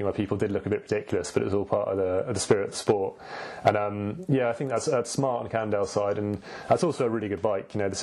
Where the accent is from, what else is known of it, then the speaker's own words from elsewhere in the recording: United Kingdom; we're British